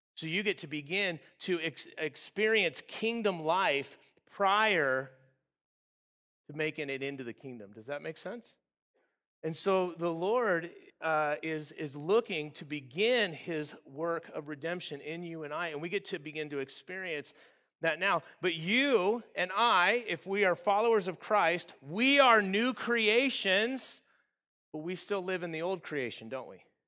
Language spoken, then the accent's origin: English; Southern California, United States; I grew up in Southern California, uh, in the desert area